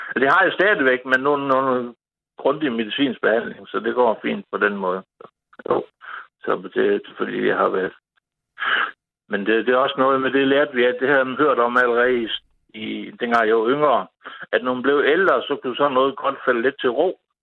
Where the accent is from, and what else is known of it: Vejle, Southern Denmark, Denmark